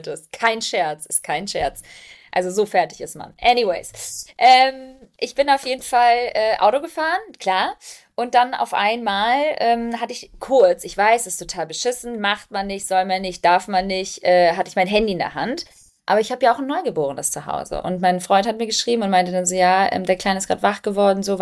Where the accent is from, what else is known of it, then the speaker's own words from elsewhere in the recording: Albania; now in Germany; Ich bin Albanerin, meine Mama hat albanische Kinderlieder gesungen.